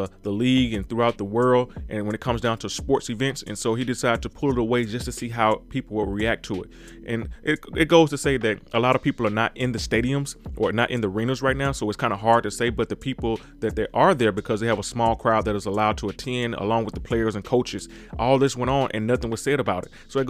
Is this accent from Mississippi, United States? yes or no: yes; Mississippi, United States; because I'm from Mississippi, and when sometimes you're in that town, you're in that small town, you just don't have the vision enough to kind of think beyond where you are.